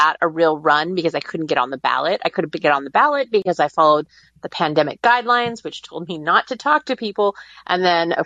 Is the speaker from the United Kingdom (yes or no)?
no; West Coast, United States; moved away; I grew up on the West Coast